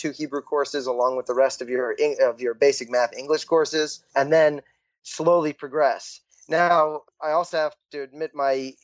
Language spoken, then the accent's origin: English; Columbia, Maryland, United States; moved away as an adult; also born or lived in Morristown, New Jersey; now in Israel; I was born in Columbia, Maryland. Grew up in Columbia and the suburbs around it